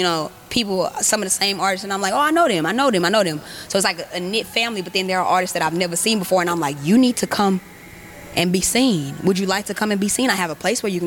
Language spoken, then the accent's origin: English; Houston, Texas, United States; I'm from Houston. I've lived here my whole life